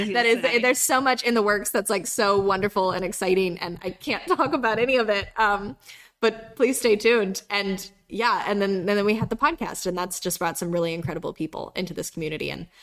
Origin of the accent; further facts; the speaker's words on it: North Carolina, United States; And I grew up half in North Carolina and half in South Carolina.